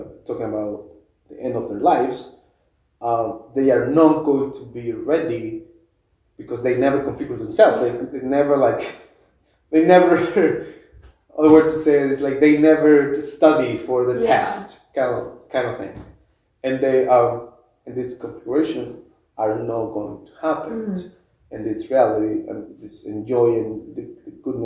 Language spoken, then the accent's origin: English; Mexico; moved away; I grew up in Mexico